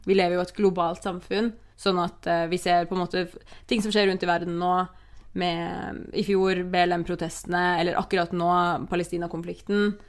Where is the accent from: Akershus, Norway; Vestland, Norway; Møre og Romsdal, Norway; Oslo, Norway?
Oslo, Norway; moved away as an adult; also born or lived in London; da jeg flytta til London, så var jeg jo hjemme i Oslo nesten hver helg